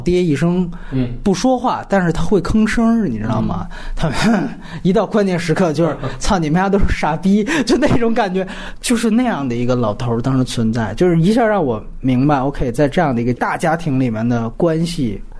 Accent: China; 我说我是中国人，我没有信仰，真没有宗教信仰。

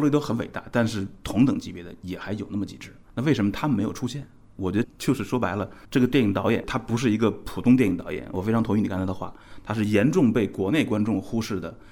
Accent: China; 我们中国人

